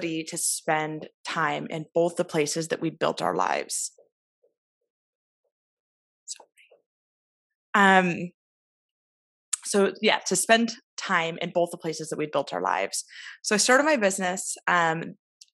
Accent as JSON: {"language": "English", "region": "Oregon", "country": "United States", "moved": "as an adult", "lives_now": "Belfast, United Kingdom", "said": "I'm originally from Oregon in the States, but I've lived here for almost 5 years"}